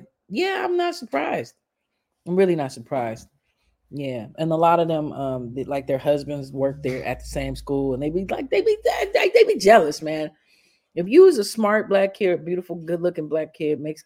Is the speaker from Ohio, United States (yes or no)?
no; Chicago, Illinois, United States; moved away; also born or lived in Shreveport; I'm from Chicago. I've grown up through the system